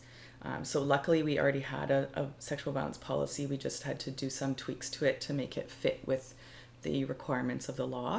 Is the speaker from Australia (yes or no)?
no; Calgary, Alberta, Canada; moved away as an adult; also born or lived in Montreal; growing up, from the age of 15 to probably 19 when I moved away from Calgary